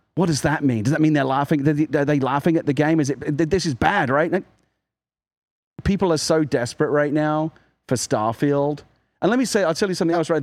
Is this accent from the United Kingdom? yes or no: yes; United Kingdom; I'm British.